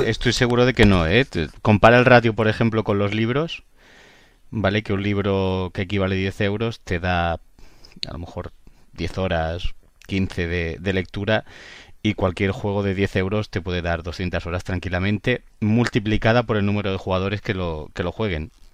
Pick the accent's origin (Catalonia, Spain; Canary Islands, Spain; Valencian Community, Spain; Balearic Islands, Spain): Catalonia, Spain; Barcelona; yo soy de Barcelona